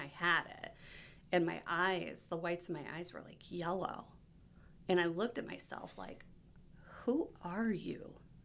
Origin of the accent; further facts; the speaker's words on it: Ohio, United States; moved away as an adult; also born or lived in Michigan; I'm from Ohio